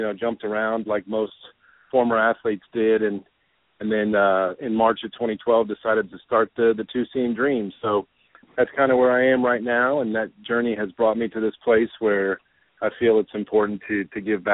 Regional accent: Coral Gables, Florida, United States; moved away as an adult; also born or lived in Louisiana; I grew up in Coral Gables, South Miami area, and went to Coral Gables High School

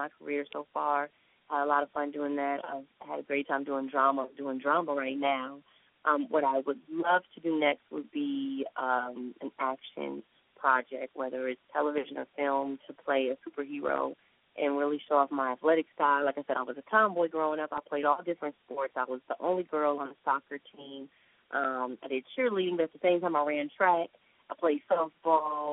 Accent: Chicago, Illinois, United States; moved away; I'm from Chicago

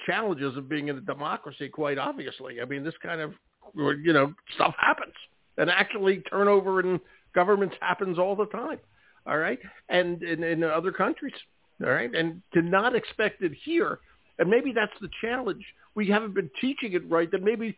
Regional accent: Philadelphia, Pennsylvania, United States; moved away; I'm from Philadelphia

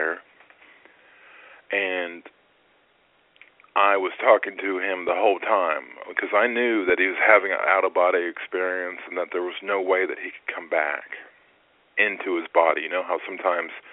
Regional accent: United States; moved away as an adult; now in Columbus, United States; the hospital in St. Louis, which is about 2 hours from my hometown

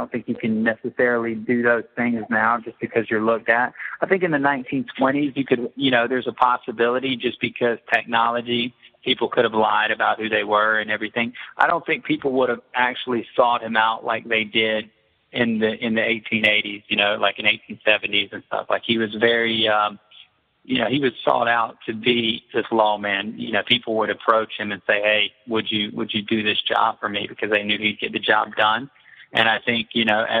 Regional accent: Southeast, United States; I'm from the Southeast.

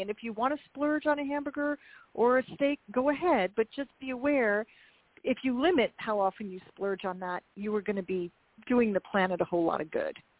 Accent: Minnesota, United States; I'm also from the Midwest, Minnesota, and I, as I said, I was raised that it's it's a meal if there's if there's some meat

